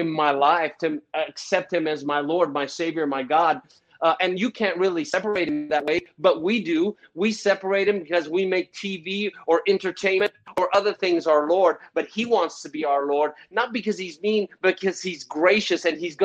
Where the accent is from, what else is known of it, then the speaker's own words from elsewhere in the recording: Chattanooga, Tennessee, United States; also born or lived in Jerusalem; it was 9, when we moved from Jerusalem all the way to a crazy, crazy place called Chattanooga, Tennessee